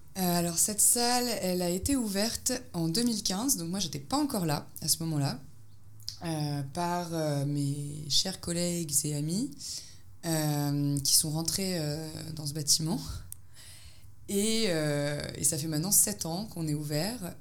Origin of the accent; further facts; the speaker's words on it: France; moved away as an adult; now in Belgrade, Serbia; je suis française, mais je vis à Belgrade